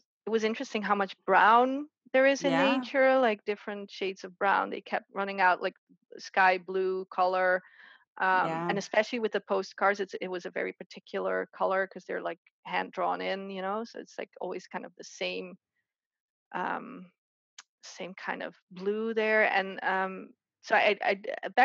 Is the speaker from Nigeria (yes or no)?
no; southern Netherlands, Netherlands; moved away as an adult; now in United States; I grew up in the Netherlands